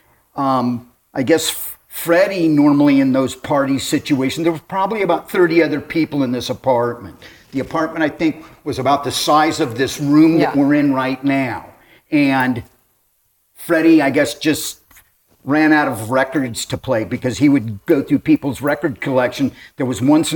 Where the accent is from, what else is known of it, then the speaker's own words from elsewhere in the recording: Hermosa Beach, California, United States; I grew up in Hermosa, but I live two blocks from where I was born